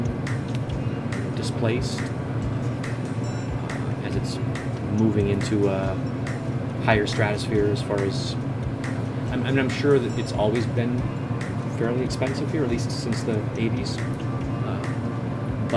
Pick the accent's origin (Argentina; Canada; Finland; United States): United States; Nebraska; now in New York City, United States; Growing up in Nebraska